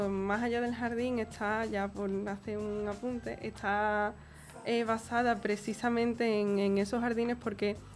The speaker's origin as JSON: {"language": "Spanish", "town": "Castilleja de Guzmán", "region": "Andalusia", "country": "Spain", "said": "Se rodó en mi pueblo, en Castilla de Guzmán."}